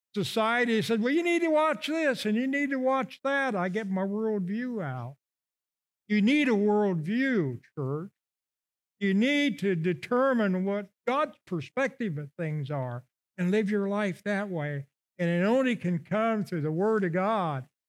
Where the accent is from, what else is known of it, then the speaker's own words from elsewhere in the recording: Illinois, United States; moved away; I come from Illinois, okay? So every fall, uh, we get a watermelon in Havana